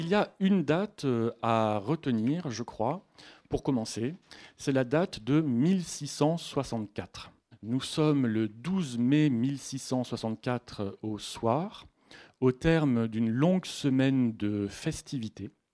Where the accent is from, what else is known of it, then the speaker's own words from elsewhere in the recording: Sisteron, Provence-Alpes-Côte d'Azur, France; accent: Midi (southern French); now in Toulouse, France; vous entendrez à mon accent je suis quand même du Midi, même si je ne sais pas du Midi toulousain, mais du Sud-Est, donc de la Haute-Provence de Sisteron